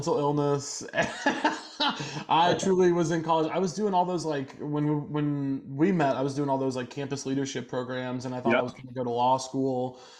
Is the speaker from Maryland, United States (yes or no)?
no; Chillicothe, Missouri, United States; moved away; I'm from Missouri originally. I'm from Chillicothe. And then I went to Missouri State where we met.